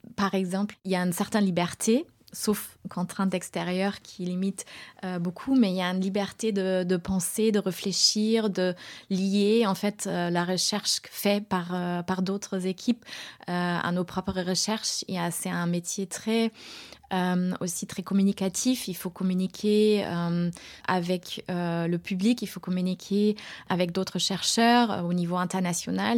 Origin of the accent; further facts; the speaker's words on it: Germany; moved away as an adult; also born or lived in Göttingen, Germany / United States; now in France; je suis née en Allemagne